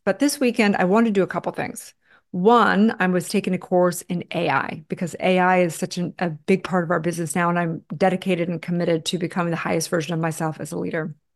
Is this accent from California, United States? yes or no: yes; Santa Barbara, California, United States; I grew up in Santa Barbara, California